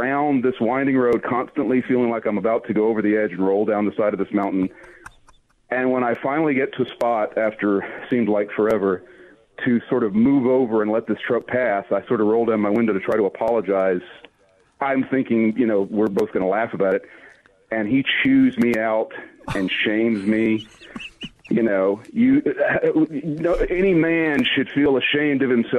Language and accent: English; Alabama, United States; I'm from Alabama